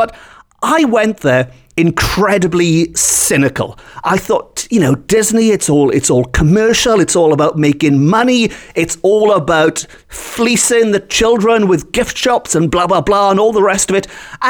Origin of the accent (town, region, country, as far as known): Wales, United Kingdom